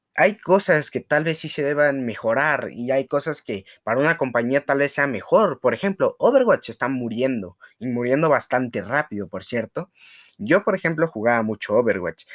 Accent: Mexico; uno como mexicano

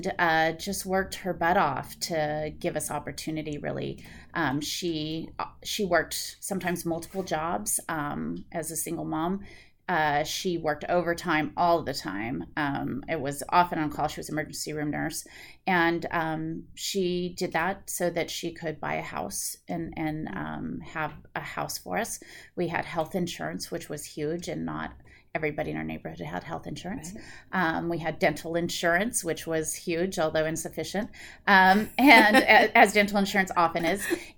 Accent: North San Diego County, California, United States; So I grew up in North San Diego County. My father came to this country from Michoacan, Mexico. He came, his father was a bracero, my grandfather was a bracero

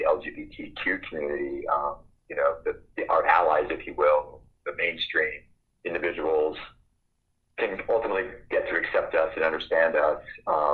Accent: Fort Kent, Maine, United States; moved away as an adult; also born or lived in Portland, Maine; now in Bend, United States; I actually grew up in Fort Kent, Maine, way on the top of the state

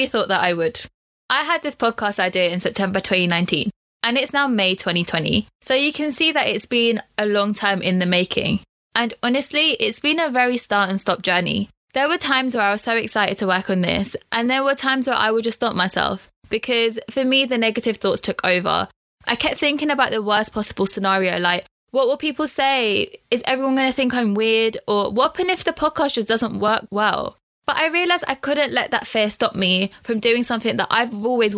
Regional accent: London, United Kingdom; also born or lived in Loughborough; I'm born and raised in London

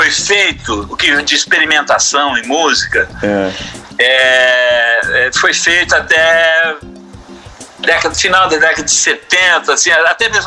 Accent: Franca, São Paulo, Brazil; born there; Eu nasci em Franca, mas é, minha sede é mineira, ali sul de Minas, né?

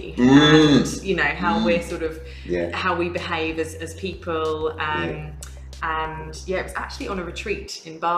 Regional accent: England, United Kingdom; moved away as an adult; also born or lived in London; now in Gold Coast, Australia; I was from England, primarily

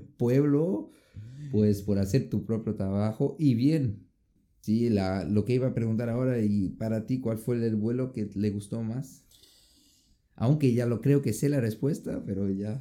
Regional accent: Brazil; moved away; vengo de Brasil

